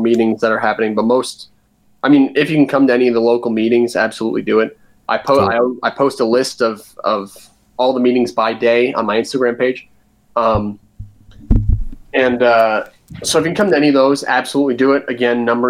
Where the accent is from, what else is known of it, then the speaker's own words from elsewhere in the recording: New Jersey, United States; accent: Jersey; now in Virginia, United States; I'm from Jersey.